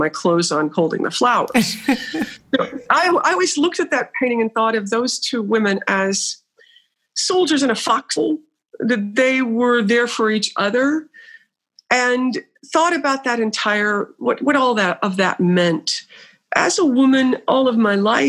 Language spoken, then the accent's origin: English; Burlington, North Carolina, United States; I'm from a North Carolina, small mill town in North Carolina named Burlington, called Burlington